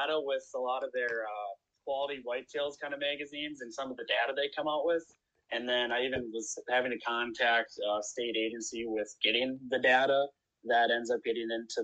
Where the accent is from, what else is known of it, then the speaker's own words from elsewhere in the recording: south of St. Paul, Minnesota, United States; I was born and raised in Minnesota. I actually grew up south of St. Paul a little ways